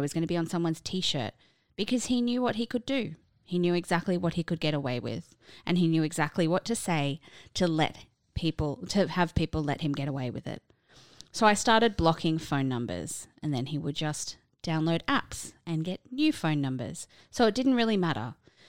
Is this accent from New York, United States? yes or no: no; California, United States; I grew up in Southern California.